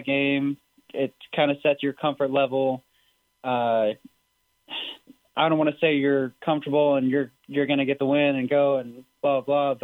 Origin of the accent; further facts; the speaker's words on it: DFW area, Texas, United States; Growing up in the DFW area